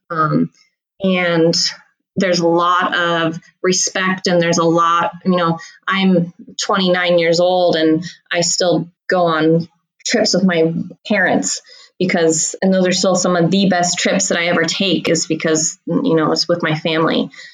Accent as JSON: {"language": "English", "town": "Hood River", "region": "Oregon", "country": "United States", "tie": "born or raised there", "said": "I grew up in Hood River, Oregon"}